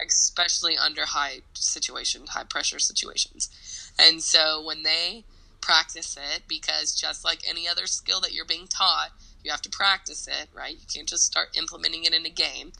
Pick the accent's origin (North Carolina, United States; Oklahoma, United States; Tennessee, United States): Tennessee, United States; Nashville; moved away as an adult; also born or lived in New York; I was born and raised in Nashville